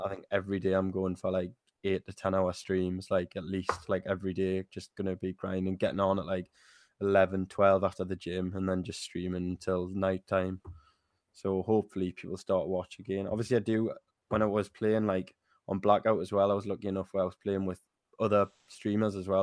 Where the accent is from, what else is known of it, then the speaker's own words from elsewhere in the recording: Newcastle, North East England, United Kingdom; I'm twenty-three, I'm from Newcastle